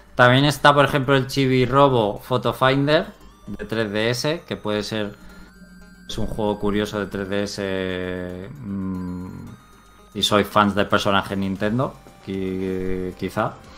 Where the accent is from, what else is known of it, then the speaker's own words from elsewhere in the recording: Spain; somos españoles